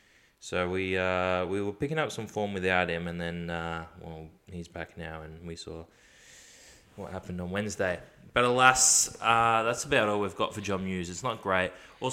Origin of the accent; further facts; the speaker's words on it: India; even though I wear them everywhere because I'm Indian.